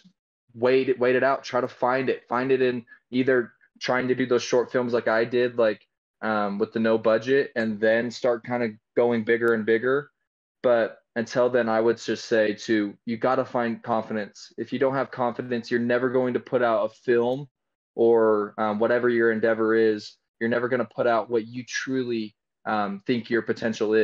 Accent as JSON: {"language": "English", "region": "Utah", "country": "United States", "tie": "born or raised there", "said": "I was raised here in Utah"}